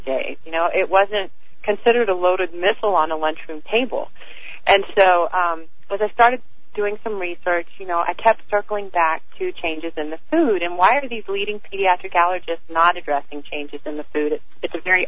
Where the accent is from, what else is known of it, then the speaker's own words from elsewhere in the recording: the South, United States; I grew up in the South